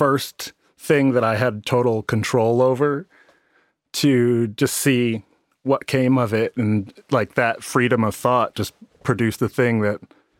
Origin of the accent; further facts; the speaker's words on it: Chicago, Illinois, United States; I'm from Chicago. It's like the black kid